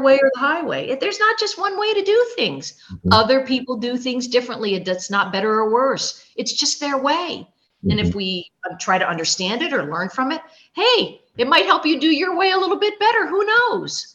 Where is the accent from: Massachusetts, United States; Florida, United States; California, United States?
Florida, United States; also born or lived in Germany / New York; I grew up here in Florida. My family has been in in my area of Florida for four generations